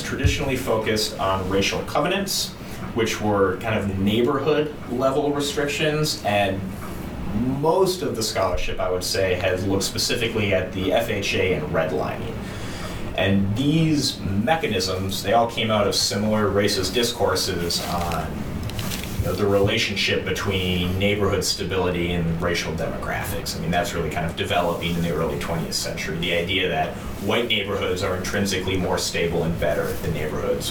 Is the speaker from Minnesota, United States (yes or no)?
yes; St. Louis Park, Minnesota, United States; I grew up in St. Louis Park and some of the western suburbs